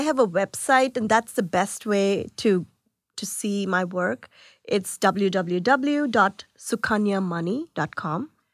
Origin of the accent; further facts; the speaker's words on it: India; moved away; I was born in India